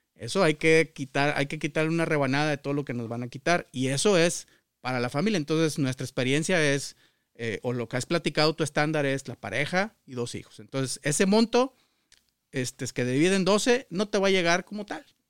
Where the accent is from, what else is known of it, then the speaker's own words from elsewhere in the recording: Culiacán, Sinaloa, Mexico; moved away as an adult; also born or lived in Celaya, Guanajuato; now in United States; yo nací en el estado de Sinaloa, en Culiacán.